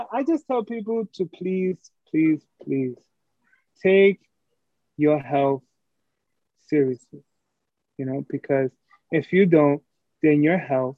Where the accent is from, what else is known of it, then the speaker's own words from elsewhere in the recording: New York City, New York, United States; I'm a dude from Brooklyn, New York.